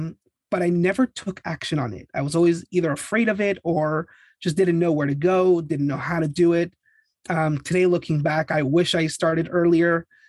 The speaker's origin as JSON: {"language": "English", "country": "Canada", "moved": "yes", "lives_now": "Los Angeles, United States", "said": "And I was immigrating from Canada."}